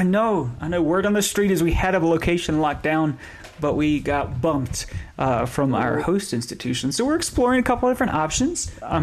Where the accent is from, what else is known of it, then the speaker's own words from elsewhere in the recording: Western North Carolina, United States; I grew up in Western North Carolina, in rural North Carolina